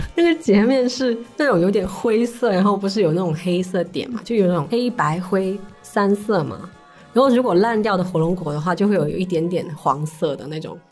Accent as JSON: {"language": "Chinese", "town": "Shanwei", "region": "Guangdong", "country": "China", "tie": "born or raised there", "said": "我是出生在上海那边嘛。嗯，嗯。然后我们那边就是佛教的那个氛围很好"}